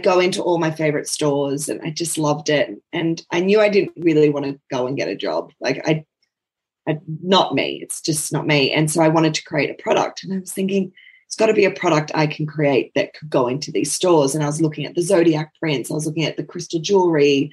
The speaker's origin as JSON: {"language": "English", "town": "Sydney", "region": "New South Wales", "country": "Australia", "tie": "born or raised there", "also_born_or_lived": "Moree, New South Wales / Brisbane / Narrabri", "moved": "as an adult", "lives_now": "Toowoomba, Australia", "said": "I was born in Moree in northern New South Wales and moved to Sydney when I was seven and grew up in Sydney my whole entire life"}